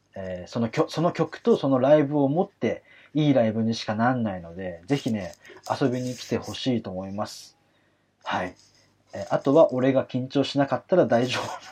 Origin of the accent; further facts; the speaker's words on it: Kanagawa, Japan; 私神奈川出身なんでね